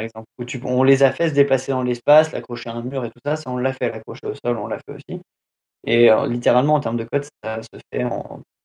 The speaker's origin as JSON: {"language": "French", "country": "France", "accent": "French accent in English", "said": "j'ai un accent français, anglais de merde"}